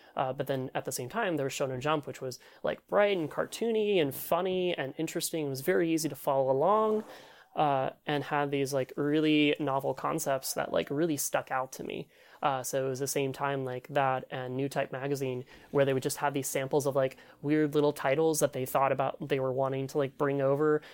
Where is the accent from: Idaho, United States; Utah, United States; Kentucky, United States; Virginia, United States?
Kentucky, United States; Louisville; I grew up in Louisville, Kentucky